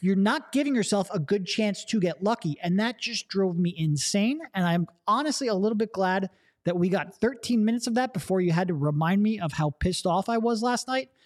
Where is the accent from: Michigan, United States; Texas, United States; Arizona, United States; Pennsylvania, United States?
Pennsylvania, United States; Allentown; I grew up in the Allentown area